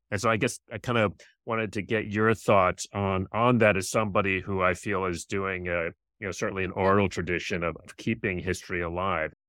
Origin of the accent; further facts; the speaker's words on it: Rochester, New York, United States; moved away as an adult; now in Washington, D.C., United States; I'm from Rochester